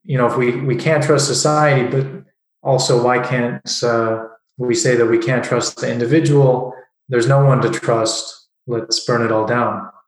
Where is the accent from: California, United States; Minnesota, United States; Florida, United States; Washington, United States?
California, United States; Southern; moved away as an adult; now in Prague, Czech Republic; I grew up in Southern California